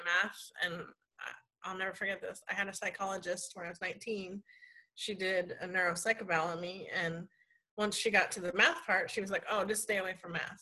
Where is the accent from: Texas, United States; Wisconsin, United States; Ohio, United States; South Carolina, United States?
Ohio, United States; Columbus; moved away as an adult; also born or lived in Florida; I was born and raised in Columbus, Ohio